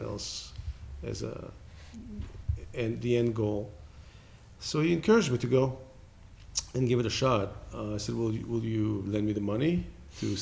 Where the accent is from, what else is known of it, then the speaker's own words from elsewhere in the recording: Israel; moved away as an adult; also born or lived in Los Angeles; now in United States; I was born in Israel.